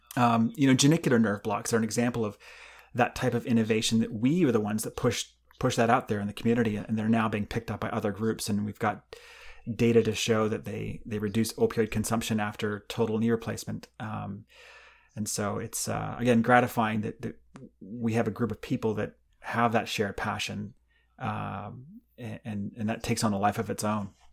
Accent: Canada; moved away as an adult; now in United States; when I grew up in Canada

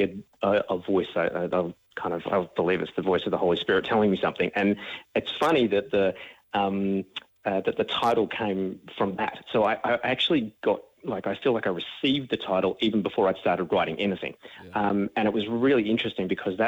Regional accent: Melbourne, Victoria, Australia; I'm originally from Melbourne, grew up out in the eastern suburbs

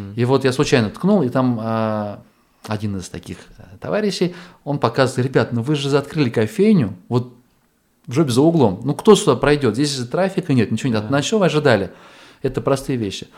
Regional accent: Astrakhan, Astrakhan Oblast, Russia; moved away; я из Астрахани

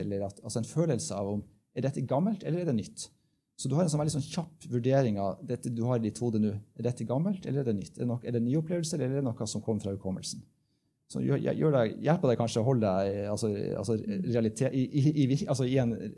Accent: Bodø, Nordland, Norway; Jeg kommer fra Bodø

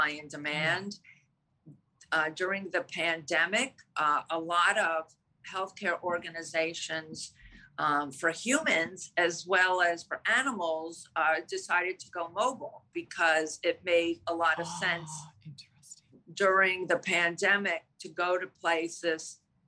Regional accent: Greenwich, Connecticut, United States; I'm from Greenwich, Connecticut. We're based out of Greenwich, Connecticut

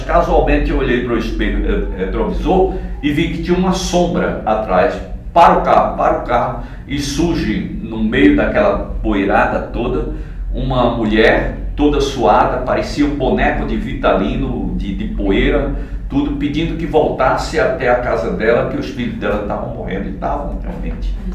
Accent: Sertão, Northeast Brazil, Brazil; accent: nordestino; moved away; eu sou nordestino, sou sertanejo, não sou carioca

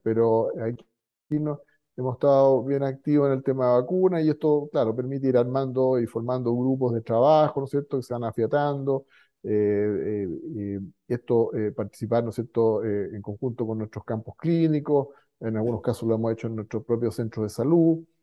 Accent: Chile; como chileno

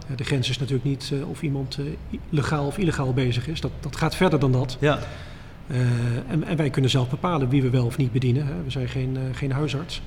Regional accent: Dieren, Gelderland, Netherlands; moved away; ik kom oorspronkelijk uit Dieren

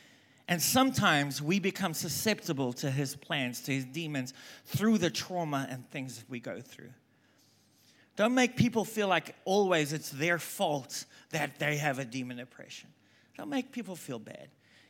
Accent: South Africa; moved away as an adult; also born or lived in England; now in United States; I'm South African, if you haven't picked up by now. I lived there for like 22 years. I've lived in England for 2 years. I've lived in America for 22 years. I don't even know what my accent is.

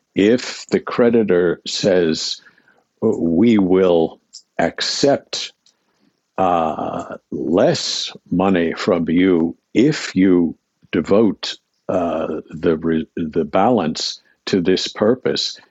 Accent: Pittsburgh, Pennsylvania, United States; I grew up in Pittsburgh, Pennsylvania, a very long time ago

